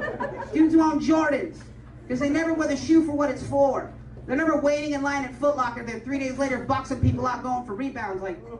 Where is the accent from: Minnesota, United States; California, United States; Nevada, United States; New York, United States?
California, United States; Stockton; I'm from Stockton, California.